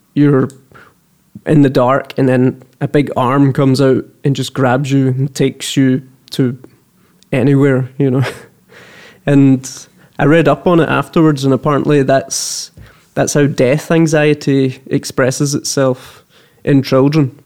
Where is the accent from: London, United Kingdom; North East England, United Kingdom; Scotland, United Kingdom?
Scotland, United Kingdom; Kerlook; now in Malmö, Sweden; I'm from Kerlook